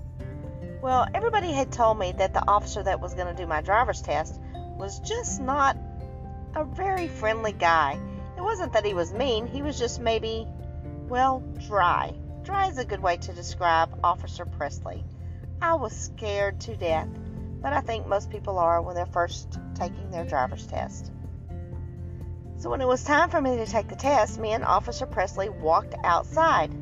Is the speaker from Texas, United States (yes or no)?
yes; Texas, United States; me growing up in Texas